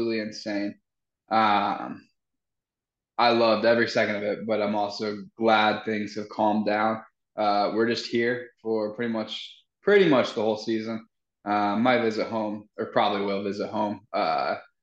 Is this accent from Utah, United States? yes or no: yes; Utah, United States; moved away; when we were back home in Utah